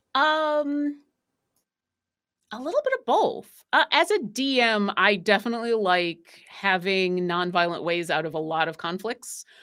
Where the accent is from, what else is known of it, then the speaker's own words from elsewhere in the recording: Buffalo, New York, United States; I am from New York, but I'm from Buffalo